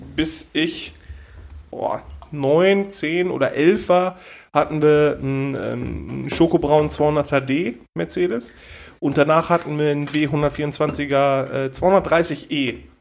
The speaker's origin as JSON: {"language": "German", "area": "Ruhr area", "region": "North Rhine-Westphalia", "country": "Germany", "tie": "born or raised there", "said": "Wir so aus dem Pott halt"}